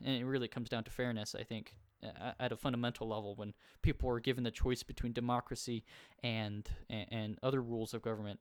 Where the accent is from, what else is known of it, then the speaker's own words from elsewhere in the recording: United States; I'm from the United States